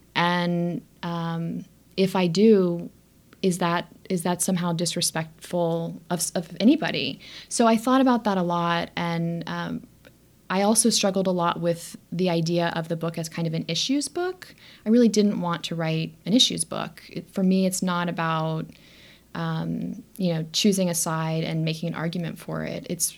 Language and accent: English; Texas, United States; also born or lived in Arizona; Like, you know, I grew up in Texas. I was living in Arizona.